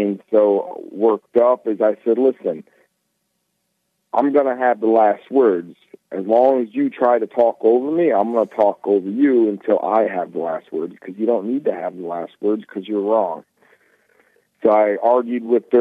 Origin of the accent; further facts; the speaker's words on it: New York, United States; I'm from New York, so I'm a very fast talker